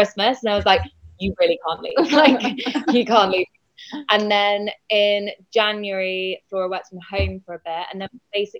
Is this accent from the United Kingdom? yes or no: yes; South West England, United Kingdom; I am from Devon, brought up in Devon, trained in California